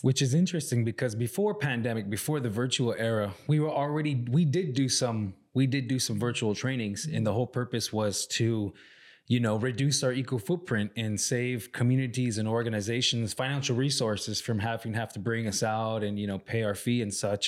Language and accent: English; Salt River reservation, near Scottsdale, Phoenix, Arizona, United States; our reservation where I grew up is right outside of uh, the city of Scottsdale in Phoenix